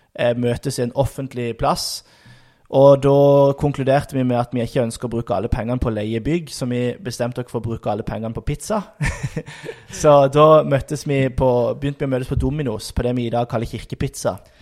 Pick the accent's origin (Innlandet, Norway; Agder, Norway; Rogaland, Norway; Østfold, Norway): Agder, Norway; Lyngdal; moved away as an adult; also born or lived in Tromsø; now in Sandnes, Norway; jeg kommer fra Lyngdal, vokste opp i Misjonskirka i Lyngdal som barn, som ungdom